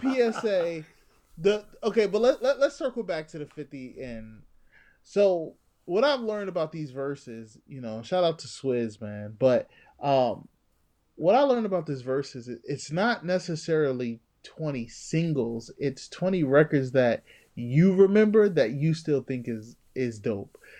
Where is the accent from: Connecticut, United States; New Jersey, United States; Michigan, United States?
New Jersey, United States; I'm from Jersey